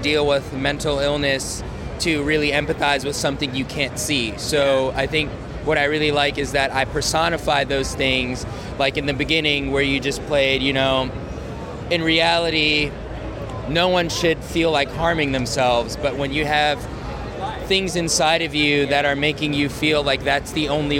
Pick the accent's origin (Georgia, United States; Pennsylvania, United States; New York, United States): New York, United States; New York City; moved away; I'm actually originally from New York City, from the Bronx